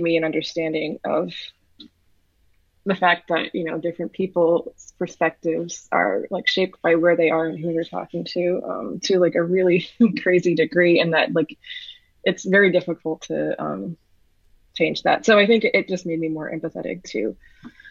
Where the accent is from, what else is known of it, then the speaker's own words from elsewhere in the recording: New York City, New York, United States; I was born and raised in New York City